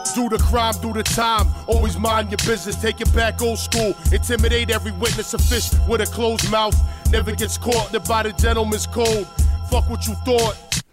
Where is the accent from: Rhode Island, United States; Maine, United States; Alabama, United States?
Rhode Island, United States; Providence; accent: Boston; I'm actually from Providence, Rhode Island, but I'm in Boston all the time, so I'm back and forth. But it's kind of a similar accent.